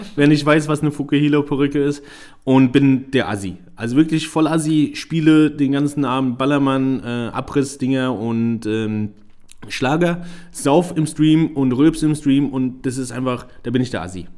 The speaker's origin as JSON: {"language": "German", "country": "Germany", "tie": "born or raised there", "said": "ich bin hier geboren, hier aufgewachsen, trotzdem sehe ich mich als Ausländer. Jetzt mhm. nicht, weil ich Deutschland nicht mag. Deutschland ist meine Heimat, definitiv."}